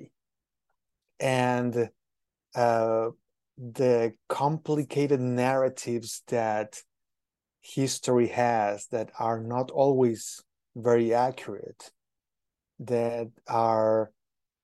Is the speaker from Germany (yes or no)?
no; Mexico City, Mexico; now in United States; I am originally from Mexico, specifically from Mexico City.